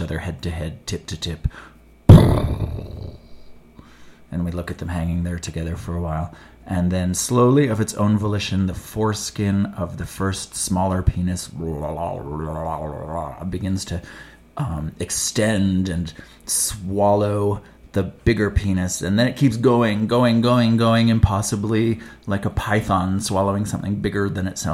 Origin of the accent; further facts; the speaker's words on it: Edmonton, Alberta, Canada; my hometown of Edmonton, Alberta, Canada